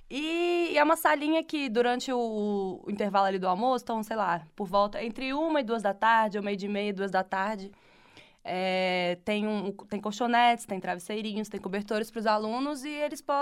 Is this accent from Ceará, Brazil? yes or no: yes; Ceará, Brazil; voltando para o Ceará, voltando para o Ceará, de volta para minha terra, para a terra do Vitor, na verdade.